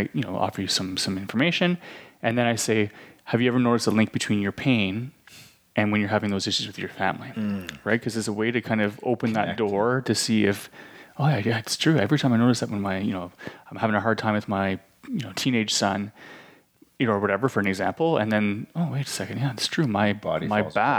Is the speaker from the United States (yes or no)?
no; Canada; moved away; It's one of the retirement capitals of Canada